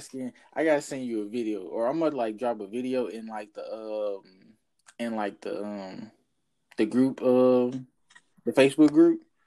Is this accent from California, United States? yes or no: no; Jackson, Mississippi, United States; now in Houston, United States; my hometown, like little old Jackson, Mississippi